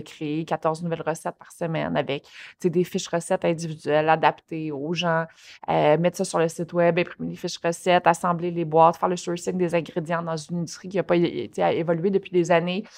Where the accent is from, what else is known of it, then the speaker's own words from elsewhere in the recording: Longueuil, Quebec, Canada; je passais le Courrier du Sud, euh, le Journal de Montréal, puis la presse quand j'étais jeune à Longueuil